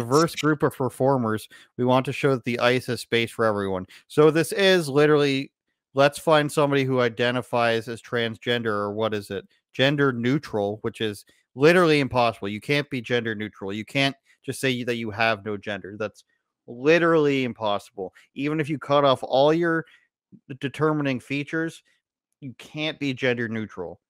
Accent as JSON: {"language": "English", "country": "Canada"}